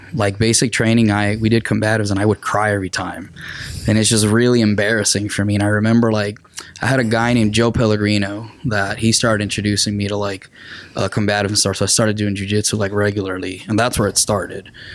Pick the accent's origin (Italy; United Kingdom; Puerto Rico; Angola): Puerto Rico; Arecibo; English is a second language; moved away as an adult; now in Missouri, United States; I'm originally from Arecibo, Puerto Rico. So I was born, raised, and educated in Puerto Rico until yeah, which 2008